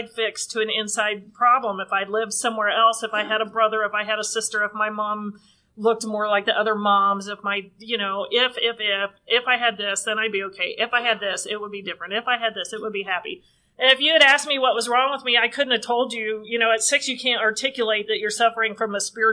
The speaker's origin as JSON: {"language": "English", "town": "Oxford", "region": "Ohio", "country": "United States", "tie": "born or raised there", "also_born_or_lived": "Northern California", "said": "I grew up in Oxford, Ohio"}